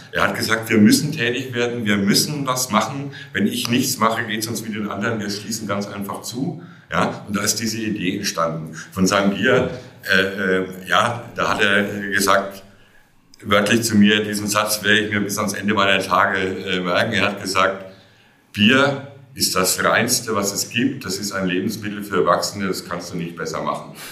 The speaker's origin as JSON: {"language": "German", "town": "Oberelsbach", "region": "Bavaria", "country": "Germany", "tie": "born or raised there", "said": "Ich, ich komme aus der Rhön. Ich bin tatsächlich auch hier in Oberelsbach geboren und ich sitze hier an dem, dem Ort meiner ganz frühen Kindheit. Ich bin hier zur Schule gegangen."}